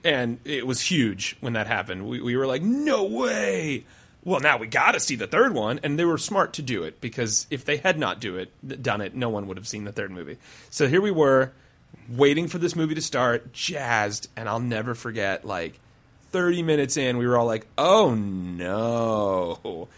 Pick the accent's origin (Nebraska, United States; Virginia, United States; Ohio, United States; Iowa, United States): Iowa, United States; Clive; I grew up in Lutheran Iowa